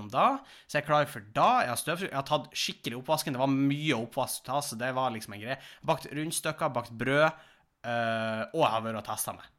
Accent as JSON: {"language": "Norwegian", "town": "Tjongsfjord", "region": "Nordland", "country": "Norway", "moved": "yes", "lives_now": "Tromsø, Norway", "said": "jeg var jo hjemme i Tjongsfjord en tur"}